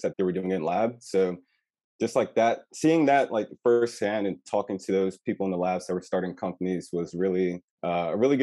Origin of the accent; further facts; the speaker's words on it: Raleigh, North Carolina, United States; also born or lived in Baltimore, Maryland; I'm from Raleigh, but I decided to go out of state